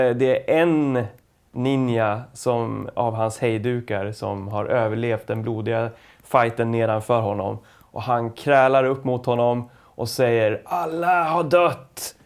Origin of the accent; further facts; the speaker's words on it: Ljusne, Gävleborg County, Sweden; det här hände då i Ljusne, där jag växte upp